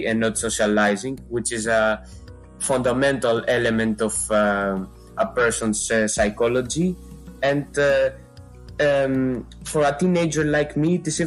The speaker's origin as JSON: {"language": "English", "country": "Greece", "said": "I come from Greece. I live in Athens"}